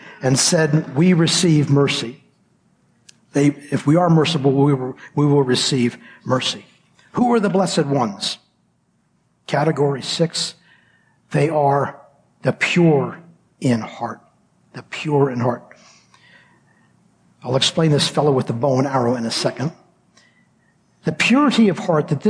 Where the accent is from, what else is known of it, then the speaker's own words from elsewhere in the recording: United States; moved away; I grew up in the States